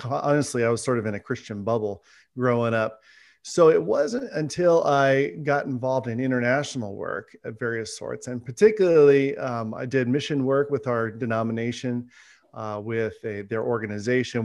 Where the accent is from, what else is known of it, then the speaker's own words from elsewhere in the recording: Fresno, California, United States; I grew up here in Central California, so about three hours south of Sacramento in Fresno